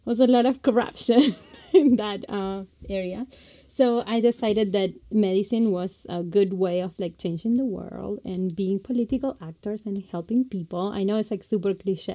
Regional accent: Rosario, Santa Fe, Argentina; English is a second language; moved away as an adult; now in Chicago, United States; I grew up in Argentina, so I went to med school over there. Universidad Nacional de Rosario. That's where I was from, or I'm from, Rosario.

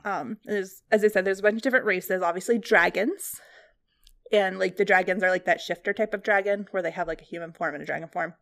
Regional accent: Ohio, United States; also born or lived in California; I grew up in Ohio, in a library, basically, and then, um, spent some time in California

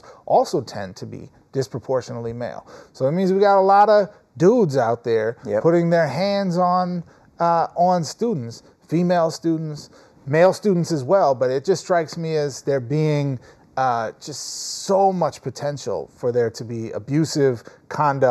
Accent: Minnesota, United States; moved away as an adult; also born or lived in New York; now in Los Angeles, United States; I grew up in Minnesota

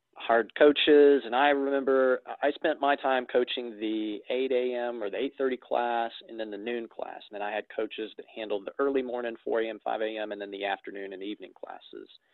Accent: Florence, Alabama, United States; I am based in Florence, Alabama, uh, the Florence Muscle Shoals market. I've uh, born and bred here, been here for 36 years

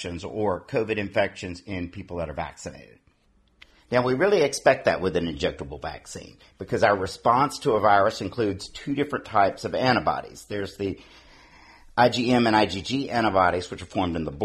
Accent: Louisiana, United States; now in Pennsylvania, United States; My home state of Louisiana

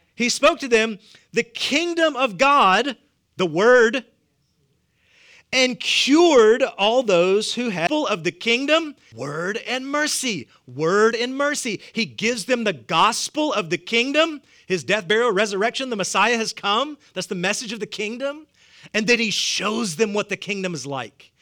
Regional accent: the South, United States; accent: southern; my southern accent

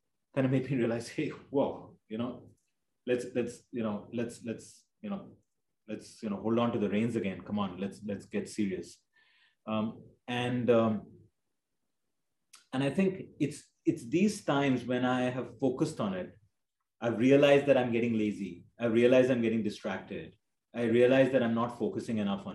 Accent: India; growing up in India

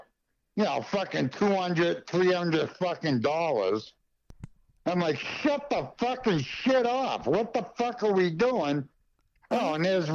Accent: Westminster, Massachusetts, United States; moved away as an adult; also born or lived in Ashburnham, Massachusetts / Nashua, New Hampshire / Lunenburg, Massachusetts / Littleton, Massachusetts; now in Montana, United States; I'm from northern Worcester County. From the fucking boondocks, man. I grew up in Westminster, went to high school in Ashburnham

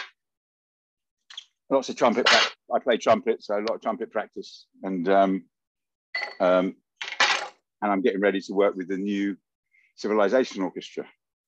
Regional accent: Luton, East of England, United Kingdom; also born or lived in Oundle, England; I grew up in Luton, but I had to go to school in a little village in England called Oundle when I was 4 and a half.

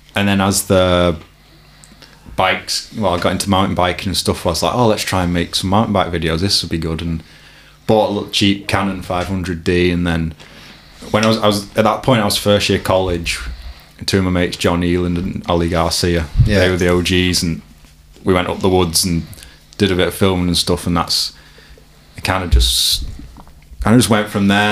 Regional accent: Warrington, North West England, United Kingdom; I grew up in Warrington. I've lived in a few spots in Warrington, but I'm still there.

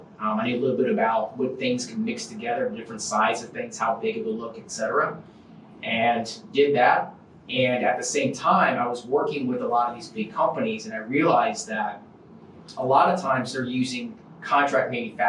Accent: Warner Robins, Georgia, United States; And so just to make things simple, I say I'm from Warner Robins, Georgia.

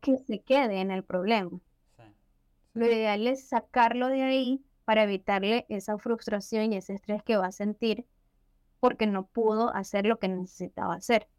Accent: Venezuela; yo también soy venezolana

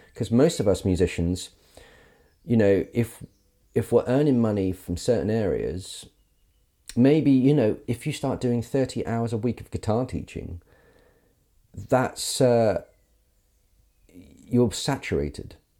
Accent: Carisbrooke, South East England, United Kingdom; moved away; I grew up in Carisbrook, um, and it's a wonderful village

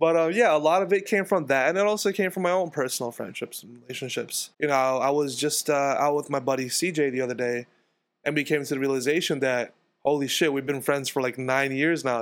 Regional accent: New York City, New York, United States; I grew up in Queens, in Jackson Heights, in this house right here

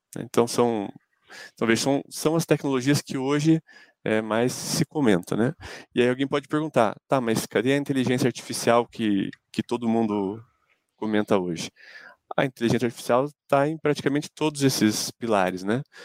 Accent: Ponta Grossa, Paraná, Brazil; eu sou de Ponta Grossa

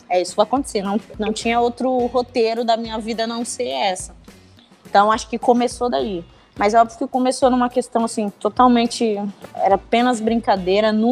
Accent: São Luís, Maranhão, Brazil; now in São Paulo, Brazil; eu sou de São Luís do Maranhão, né?

